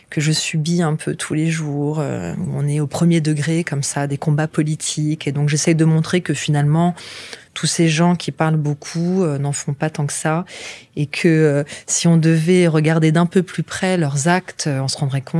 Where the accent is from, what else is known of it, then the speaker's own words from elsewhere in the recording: France; bon, ça reste quand même notre culture en tant que Français.